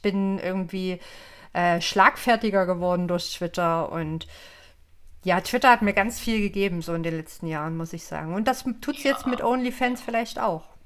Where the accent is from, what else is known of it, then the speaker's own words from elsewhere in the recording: Leipzig, Saxony, Germany; ich komme aus Leipzig, bin 36 Jahre alt